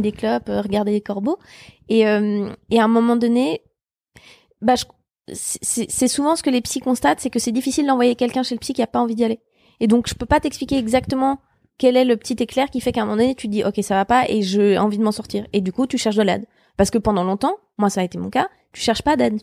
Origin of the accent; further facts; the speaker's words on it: Switzerland; moved away as an adult; also born or lived in Geneva; now in Paris, France; je venais de Suisse